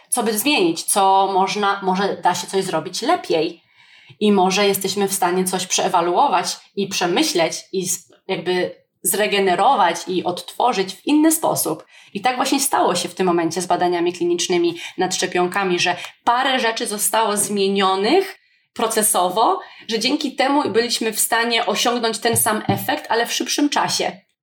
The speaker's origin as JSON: {"language": "Polish", "country": "Poland", "tie": "born or raised there", "said": "Jestem wdzięczna, że urodziłam się w Polsce"}